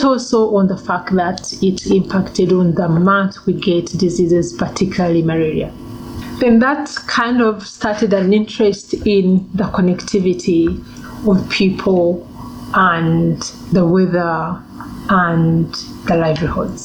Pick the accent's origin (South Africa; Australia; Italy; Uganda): Uganda; also born or lived in Rwanda; now in Namibia; So I was born in Uganda. And we were living in this refugee camp.